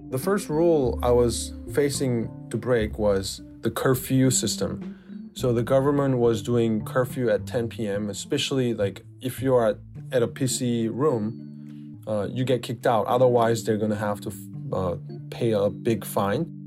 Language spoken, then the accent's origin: English; South Korea; I'm from South Korea